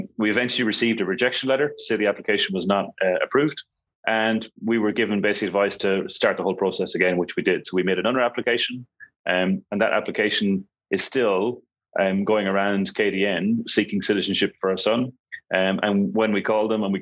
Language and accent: English; Ireland; moved away as an adult; also born or lived in Hong Kong; now in Kuala Lumpur, Malaysia; I'm an Irish national. I was born and raised in Ireland. I've been living in Asia since 2000.